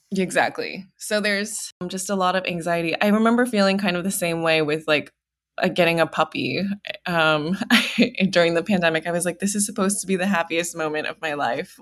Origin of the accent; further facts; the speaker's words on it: Houston, Texas, United States; I grew up in Houston, Texas